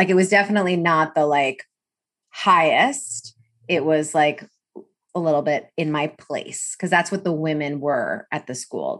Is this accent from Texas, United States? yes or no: no; New York City, New York, United States; I grew up in New York City, and so it was a private kind of Ivy prep for the English part, and then this like six other subjects for the religious part.